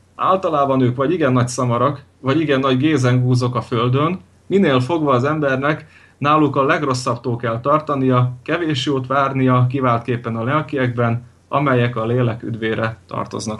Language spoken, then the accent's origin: Hungarian; Veľké Trakany, Košice Region, Slovakia; now in Western Slovakia, Slovakia; Nagy tárkányból. Nagy nagy tárkányból származom